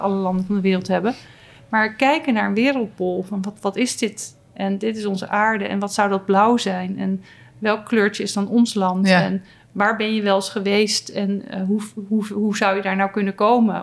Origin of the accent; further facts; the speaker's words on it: Noordwijk, South Holland, Netherlands; ik kom uit Noordwijk.